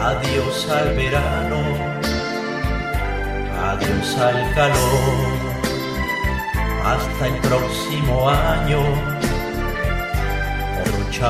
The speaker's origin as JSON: {"language": "Spanish", "region": "Sonora", "country": "Mexico", "said": "Yo que soy de Sonora, no he tenido el gusto de estar por allá"}